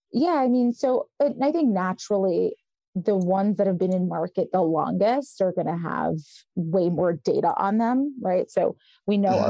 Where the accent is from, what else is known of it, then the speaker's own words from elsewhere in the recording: New York City, New York, United States; also born or lived in Israel / Westchester County, New York; I was born in Israel, and my parents are from the former Soviet Union, and so we came here. and I grew up in Brooklyn